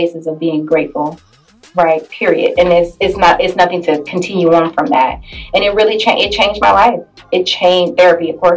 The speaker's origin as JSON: {"language": "English", "town": "Detroit", "region": "Michigan", "country": "United States", "also_born_or_lived": "Norfolk, Virginia", "moved": "as an adult", "lives_now": "San Diego, United States", "said": "I'm originally from Detroit, Michigan. I moved here to San Diego in 2017 after I graduated from grad school."}